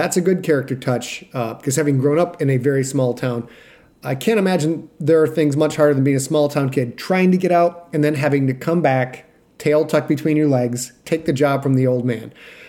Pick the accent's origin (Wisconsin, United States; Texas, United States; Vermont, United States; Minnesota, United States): Wisconsin, United States; Sheboygan; moved away; in Sheboygan, where I grew up